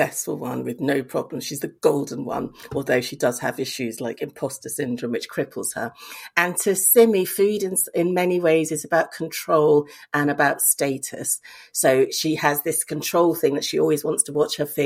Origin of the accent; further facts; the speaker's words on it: Lagos, Nigeria; moved away; also born or lived in Bristol, United Kingdom; growing up in Lagos with my English mother